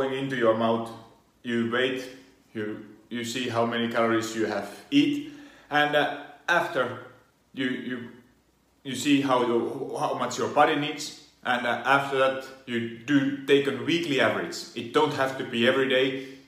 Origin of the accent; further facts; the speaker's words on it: Finland; now in Italy; Originally I come from Finland. I do live in Italy